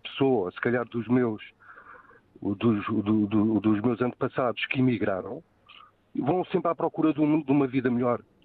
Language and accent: Portuguese; Portugal; como português, e vindo de uma família eu tenho ascendência italiana e espanhola